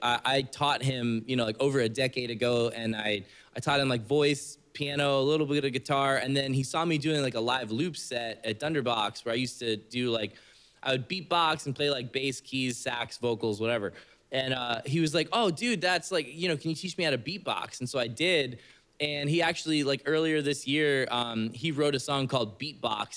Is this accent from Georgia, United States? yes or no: no; Oldsmar, Florida, United States; also born or lived in Tarpon Springs, Florida; I grew up in Tarpon, well, Oldsmar. It's a little bit west of here by like Palm Harbor kind